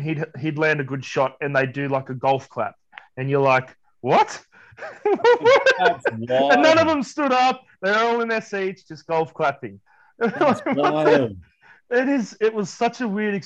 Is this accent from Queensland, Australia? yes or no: yes; Queensland, Australia; I am from Queensland